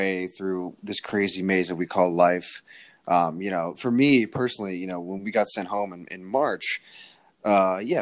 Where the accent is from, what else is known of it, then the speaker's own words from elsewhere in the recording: Connecticut, United States; we're both from Connecticut